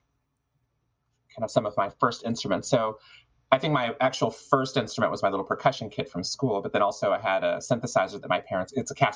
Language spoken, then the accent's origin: English; Arizona, United States; also born or lived in Texas; I came here from Texas when I was very young and spent most of my years in Arizona.